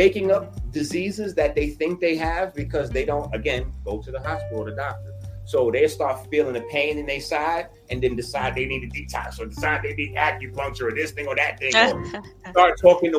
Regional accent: New York City, New York, United States; I'm from the Bronx

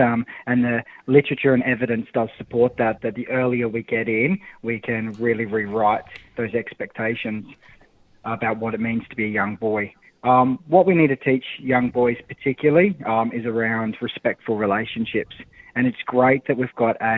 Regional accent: Australia; an Australian bloke

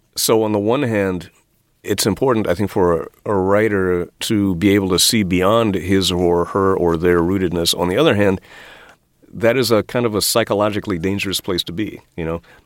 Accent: Washington, District of Columbia, United States; I grew up in Washington, D.C. in the 1960s and 1970s

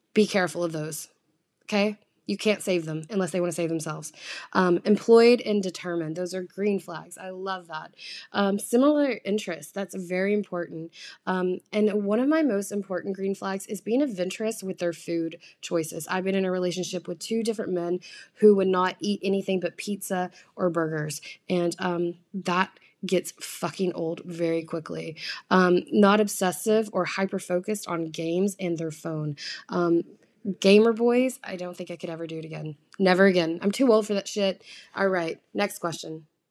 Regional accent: the South, United States; now in New York, United States; I come from the South where, um, you're raised kind of more traditionally

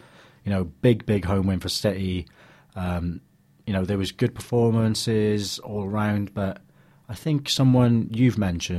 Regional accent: Wales, United Kingdom; as just Welsh fans

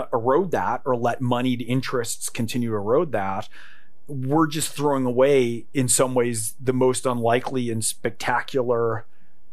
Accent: California, United States; I grew up in California.

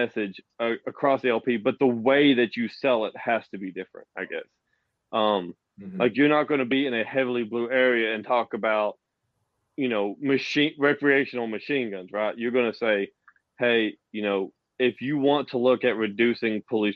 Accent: the South, United States; accent: Southern; I am from the South and sound from the South

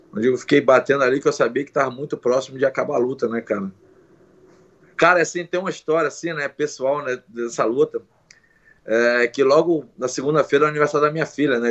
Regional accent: Brazil; mesmo nós sendo brasileiro

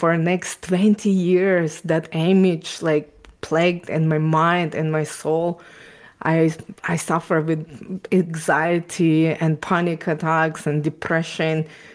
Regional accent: Ukraine; English is a second language; also born or lived in Israel; now in Canada; I was born and raised in Ukraine

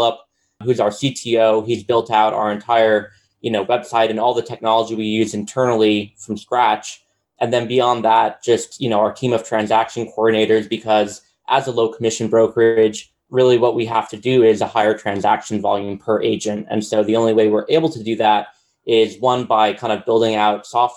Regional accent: New York, United States; moved away as an adult; now in Nashville, United States; I'm originally from New York, born and raised, but I currently live in Nashville, Tennessee

